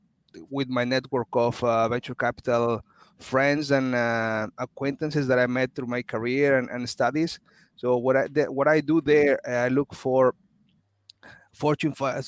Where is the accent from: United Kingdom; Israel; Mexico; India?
Mexico; moved away as an adult; also born or lived in Canada / Sweden / Paris, France / Netherlands; I'm originally from Mexico, and I'm an industrial engineer